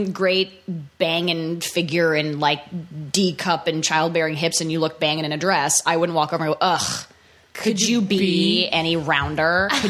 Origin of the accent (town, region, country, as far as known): Canada; moved away; also born or lived in New York